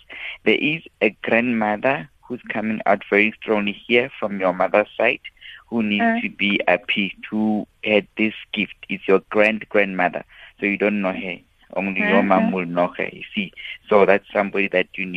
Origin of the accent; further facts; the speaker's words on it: Mabopane, Gauteng, South Africa; from my hometown